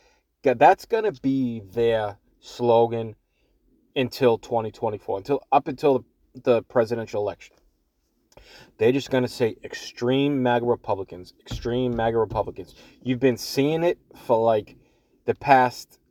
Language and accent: English; Everett, Massachusetts, United States; If you can't tell by the way I talk, I am from Boston, a little city right outside of Boston called Everett